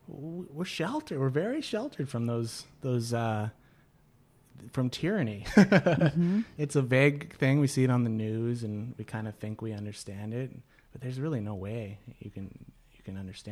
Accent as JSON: {"language": "English", "region": "California", "country": "United States", "said": "And it was weird as a Californian where you go up and hug and, you know, say whatever to anybody, anywhere."}